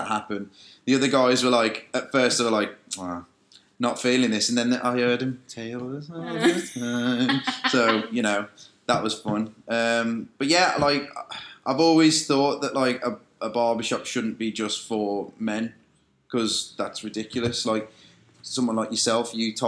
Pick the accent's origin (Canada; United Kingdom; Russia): United Kingdom; Dudley, West Midlands; moved away as an adult; now in Liverpool, United Kingdom; I'm originally from Dudley in the West Midlands